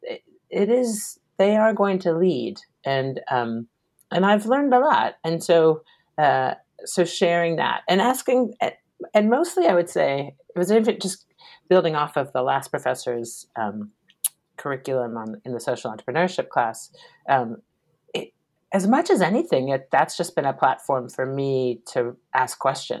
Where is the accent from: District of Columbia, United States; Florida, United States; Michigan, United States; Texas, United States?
District of Columbia, United States; Washington; I grew up in Washington, D.C.